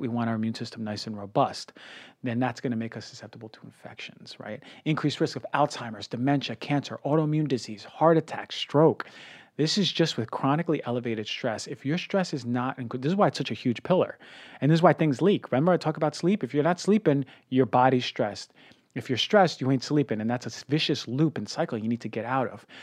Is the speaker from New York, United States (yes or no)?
yes; New York, United States; I'm a New Yorker